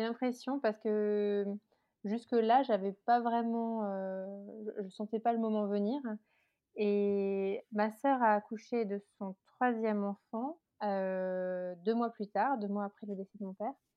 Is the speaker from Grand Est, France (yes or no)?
yes; Alsace, Grand Est, France; moved away as an adult; now in Paris suburbs, France; j'habite en banlieue parisienne depuis 10 ans. je suis originaire d'Alsace